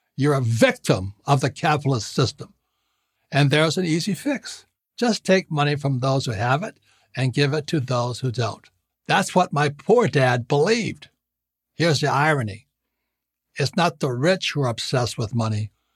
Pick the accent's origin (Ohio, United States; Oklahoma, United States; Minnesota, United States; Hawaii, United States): Hawaii, United States; I was born and raised in Hawaii